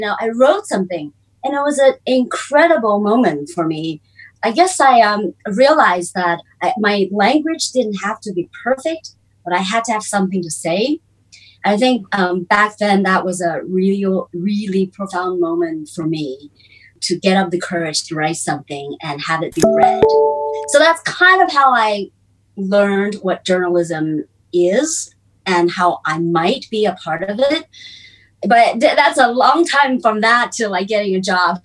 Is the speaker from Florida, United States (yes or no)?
no; California, United States; English is a second language; moved away as an adult; now in China; I was born in China and grew up in the US and California in the 80s.